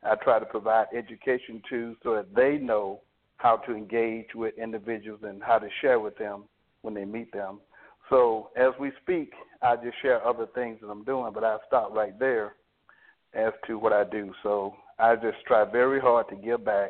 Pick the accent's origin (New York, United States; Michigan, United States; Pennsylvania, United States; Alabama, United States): Alabama, United States